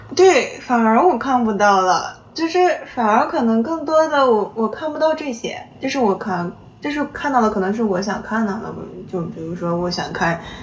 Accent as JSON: {"language": "Chinese", "region": "Xinjiang", "country": "China", "moved": "yes", "lives_now": "Shanghai, China", "said": "我说我新疆"}